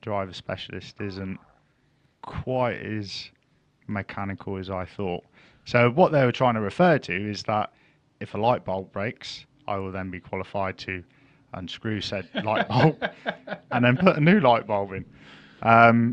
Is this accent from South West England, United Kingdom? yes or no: yes; Plymouth, South West England, United Kingdom; I'm kind of from Plymouth, but most of my family are from Cornwall.